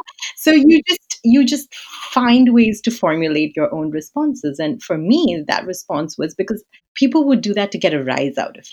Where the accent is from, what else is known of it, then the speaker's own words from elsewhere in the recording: India; So I'm of Indian heritage. So I grew up in India and around Indian communities.